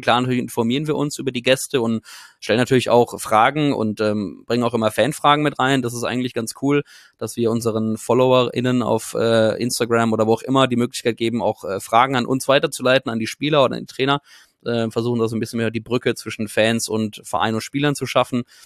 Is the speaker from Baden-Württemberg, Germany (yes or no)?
yes; Karlsruhe, Baden-Württemberg, Germany; moved away; also born or lived in Gibraltar / Munich; wir kommen beide gebürtig aus Karlsruhe